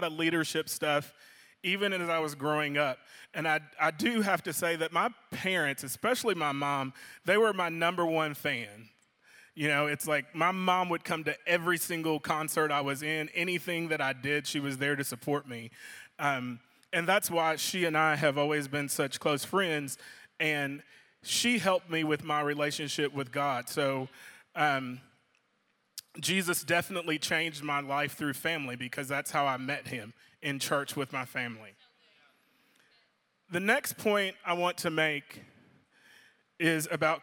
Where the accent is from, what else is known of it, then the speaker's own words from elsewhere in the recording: Louisville, Kentucky, United States; I grew up in Louisville, Kentucky